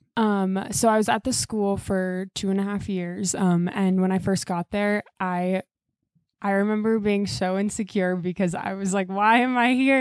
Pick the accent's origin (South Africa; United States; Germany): United States; Iowa City, Iowa; I grew up in Iowa City